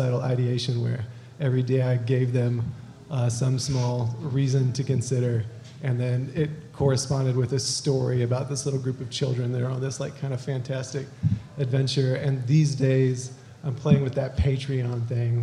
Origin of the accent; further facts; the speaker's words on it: the Ozarks, United States; I'm from the Ozarks